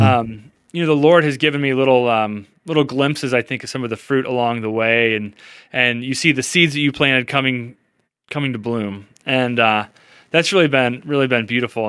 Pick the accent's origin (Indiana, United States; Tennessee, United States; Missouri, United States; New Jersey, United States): Missouri, United States; St. Louis; I grew up here in St. Louis